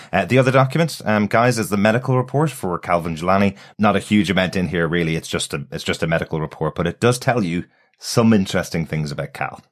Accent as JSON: {"language": "English", "country": "Ireland", "said": "I'm Irish"}